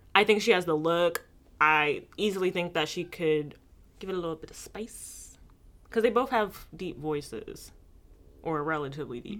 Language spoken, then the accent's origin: English; United States; I'm American